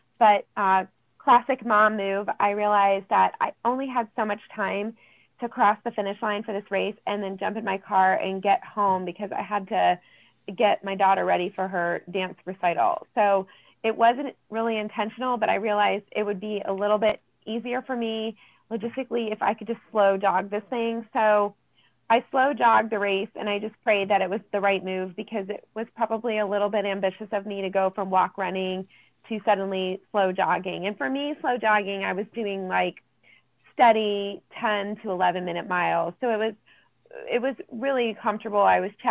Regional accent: Columbus, Ohio, United States; moved away; my hometown

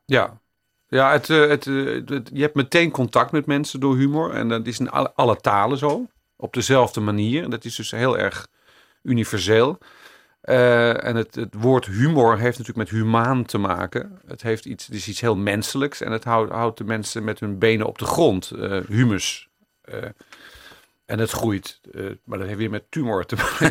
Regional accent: Amsterdam, North Holland, Netherlands; also born or lived in Jordaan, Amsterdam; Ik ben er geboren, daar ben ik trots op. Maar eh, ik ben na een jaar al verhuisd naar Amsterdam West

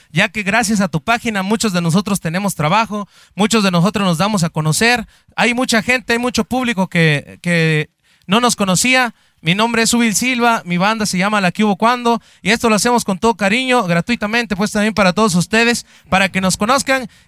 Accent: Oaxaca, Mexico; now in Guanajuato, Mexico; Yo nací en el estado de Oaxaca también, soy muy orgulloso. Ahí tengo mis raíces

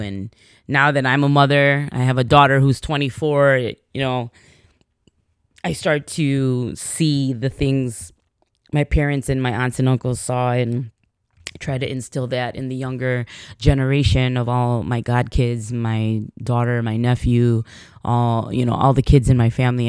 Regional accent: Chicago, Illinois, United States; I was born in Chicago

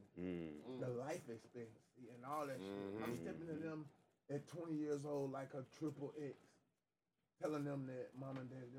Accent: Georgia, United States; I'm from Georgia.

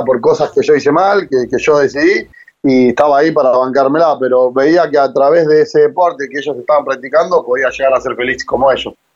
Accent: San Martín, Buenos Aires Province, Argentina; me crié en Villa Maipú, San Martín, barrio en el que prácticamente nací, me crié y aún sigo viviendo.

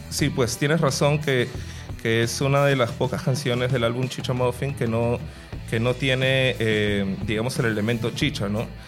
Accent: Lima, Peru; yo vengo de La Victoria, que es un barrio donde, donde hay mucha cultura afroperuana

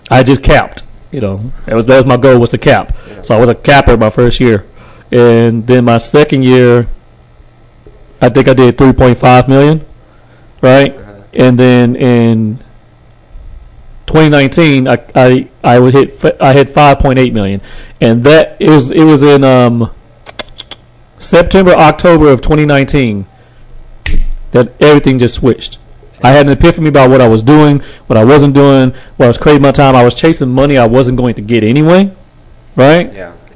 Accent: Texarkana, Texas, United States; now in Fort Worth, United States; I'm originally from Texarkana, Texas.

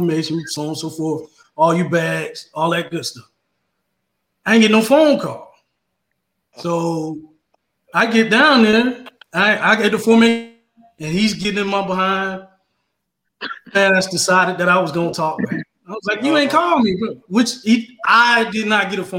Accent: Florida, United States; I'm from Florida.

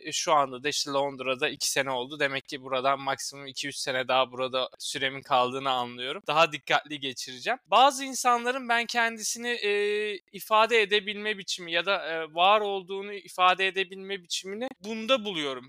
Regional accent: Turkey; moved away as an adult; also born or lived in Istanbul, Turkey; now in London, United Kingdom; bir Türk olarak

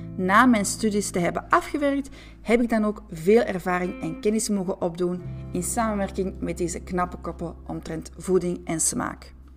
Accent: Antwerp, Flanders, Belgium; accent: Antwerp; also born or lived in France; trotse Antwerpenaar. Nu, de laatste is waarschijnlijk overbodig gezien mijn prachtig Antwerps accent.

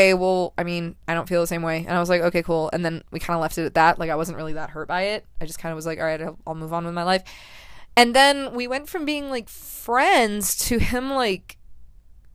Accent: Colorado, United States; also born or lived in Florida; I moved from Florida to Colorado after fourth grade. So I got here right at the start of fifth grade

